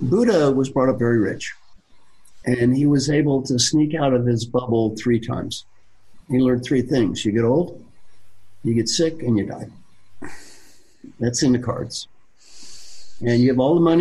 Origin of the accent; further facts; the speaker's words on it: Kentucky, United States; I am from Kentucky